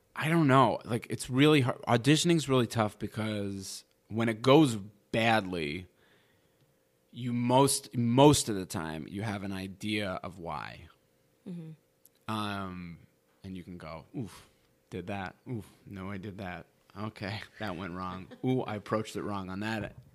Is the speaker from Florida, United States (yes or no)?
no; New York, United States; moved away as an adult; also born or lived in Wisconsin; now in Los Angeles, United States; I was from New York